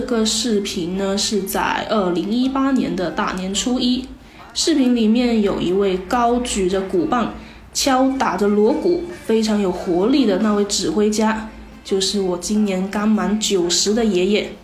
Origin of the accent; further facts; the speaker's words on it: Chaozhou, Guangdong, China; 我们潮汕地区的人们呢，对于传统节日都是非常注重仪式感的